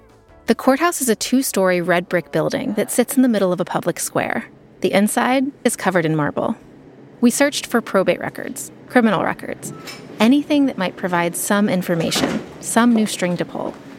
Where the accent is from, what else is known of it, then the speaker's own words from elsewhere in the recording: the South, United States; accent: Southern; moved away; Also, you may notice a change in my accent. I was born and raised in the South, and the more time I spend there, the more I slip back into that way of talking. The y'alls are real, y'all.